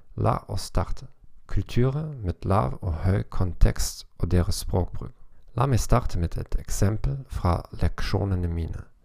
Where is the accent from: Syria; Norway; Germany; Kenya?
Germany; Norwegian is a second language; som tysker og fra en lav kontekstkultur